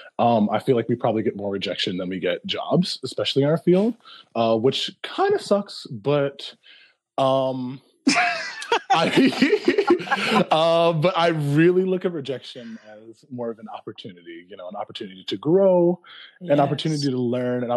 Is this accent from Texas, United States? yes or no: no; Philadelphia, Pennsylvania, United States; I'm from Philly, like born and raised